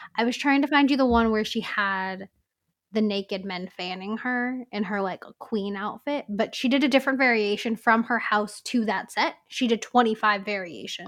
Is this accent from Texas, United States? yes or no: no; California, United States; growing up in California